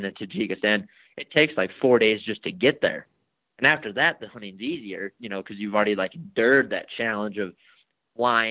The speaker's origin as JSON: {"language": "English", "region": "Wyoming", "country": "United States", "said": "I'm from Wyoming."}